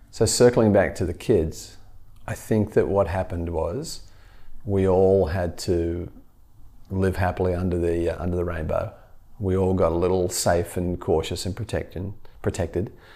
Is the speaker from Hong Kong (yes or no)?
no; Australia; moved away; as an Australian